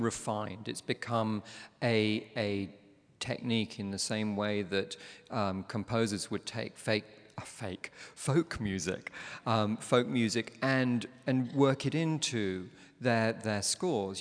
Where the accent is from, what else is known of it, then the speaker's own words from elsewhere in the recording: London, United Kingdom; I'm from London